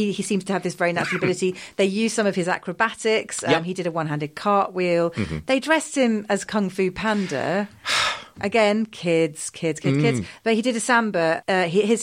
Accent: United Kingdom; I am British.

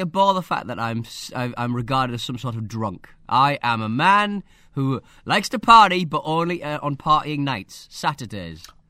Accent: North East England, United Kingdom; accent: northeast of England; my accent from the northeast of England.

